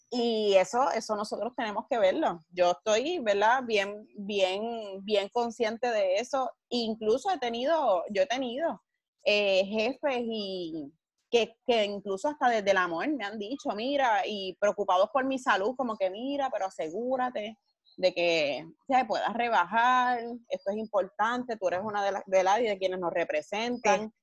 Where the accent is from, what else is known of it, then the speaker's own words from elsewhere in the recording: Carolina, Puerto Rico; yo me crié en Carolina. Toda mi vida vivo en Carolina